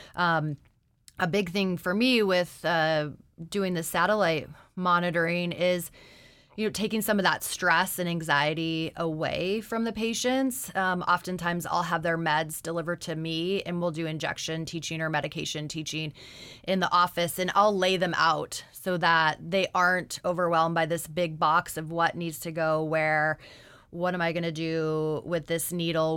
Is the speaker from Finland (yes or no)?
no; Anchorage, Alaska, United States; I'm originally from Anchorage